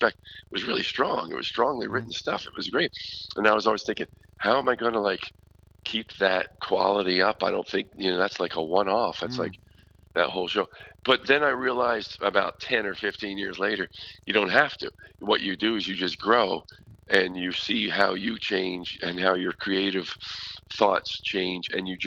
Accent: Philadelphia, Pennsylvania, United States; now in Vermont, United States; I was born in Philadelphia, so I'm not a Vermonter.

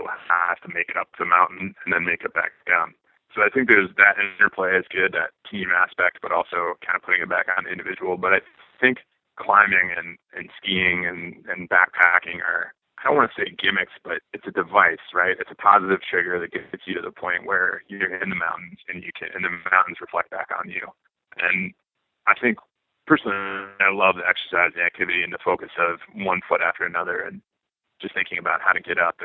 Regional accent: South Dakota, United States; moved away; growing up in South Dakota

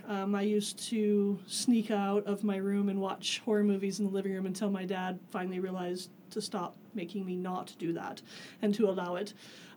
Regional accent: Reno, Nevada, United States; now in Klamath Falls, United States; I was born in Klamath Falls. I did grow up in Reno, but I did come back for my love of the Klamath Basin and to attend OIT for my college years.

